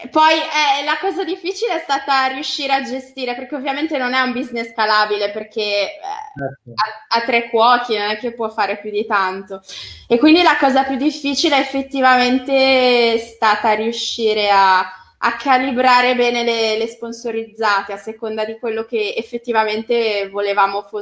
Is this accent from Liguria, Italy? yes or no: yes; Genoa, Liguria, Italy; cioè io faccio pagare a rate, così so, so di cosa, so di che morte, poi essendo genovese sto molto